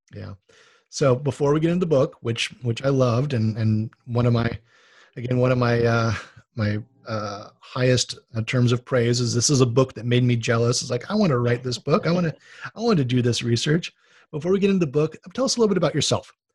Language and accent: English; Honolulu, Hawaii, United States; moved away; I grew up on boats in Honolulu